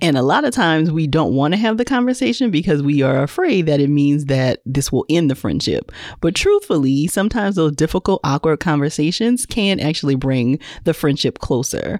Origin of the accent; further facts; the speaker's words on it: Louisiana, United States; now in Atlanta, United States; I'm in Atlanta, but I'm originally from Louisiana